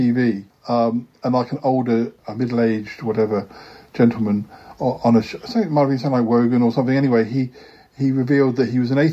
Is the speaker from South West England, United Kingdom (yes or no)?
yes; Salisbury, South West England, United Kingdom; moved away; I came from Salisbury